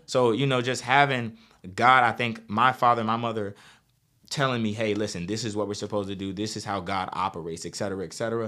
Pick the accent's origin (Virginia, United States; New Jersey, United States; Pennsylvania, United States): Virginia, United States; Northern; I am a brother from North Virginia